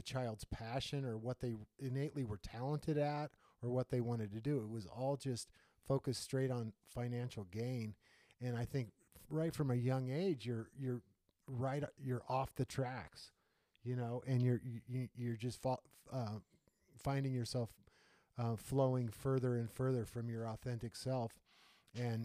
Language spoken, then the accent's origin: English; United States; growing up in the United States